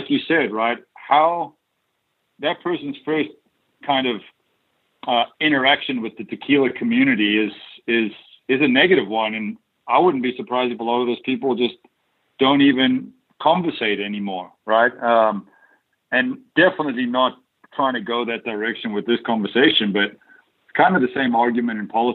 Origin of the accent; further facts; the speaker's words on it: South Africa; moved away as an adult; also born or lived in Dallas, Texas; while I grew up in South Africa